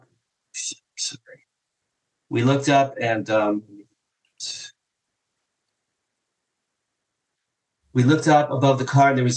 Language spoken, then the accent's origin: English; Jersey Shore, New Jersey, United States; I grew up in the Jersey Shore with two younger brothers, my parents